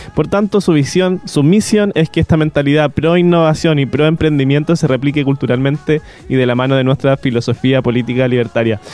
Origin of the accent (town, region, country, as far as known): Chile